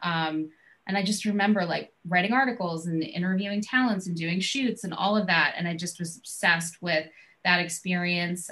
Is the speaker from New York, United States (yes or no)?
yes; New York, United States; also born or lived in Boston; I'm from New York